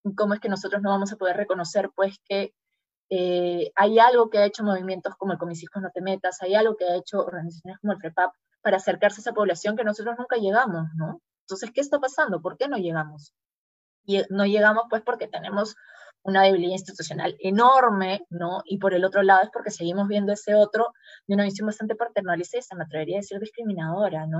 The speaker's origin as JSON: {"language": "Spanish", "country": "Peru", "said": "en una sociedad como la peruana"}